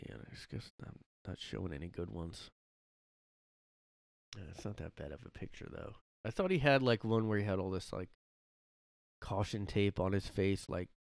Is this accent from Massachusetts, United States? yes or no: yes; Boston, Massachusetts, United States; Because growing up in Boston, that's how people talked, you know.